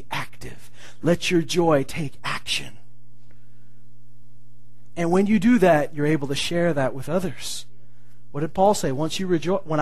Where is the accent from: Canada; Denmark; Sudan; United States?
Canada; as Canadians we can be somewhat calm in how we act